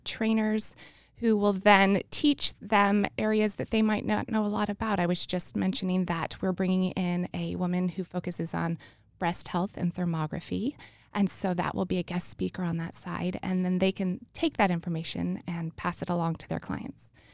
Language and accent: English; New Mexico, United States; I'm from New Mexico, and I was going to the University of New Mexico